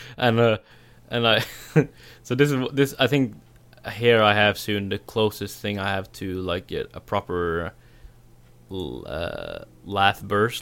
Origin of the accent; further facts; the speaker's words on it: Norway; my accent, where I'm from Norway.